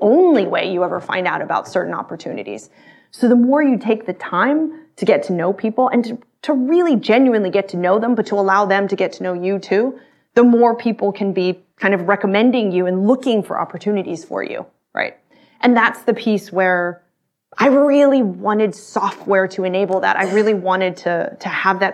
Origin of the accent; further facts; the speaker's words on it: Austin, Texas, United States; I grew up in Texas, in Austin